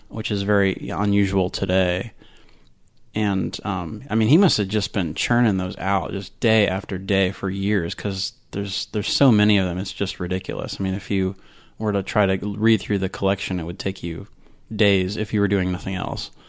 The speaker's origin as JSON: {"language": "English", "region": "Florida", "country": "United States", "tie": "born or raised there", "also_born_or_lived": "Tampa, Florida / Maryland / Orange, California", "said": "I've almost been a Floridian all my life, but not quite. I was born in Tampa"}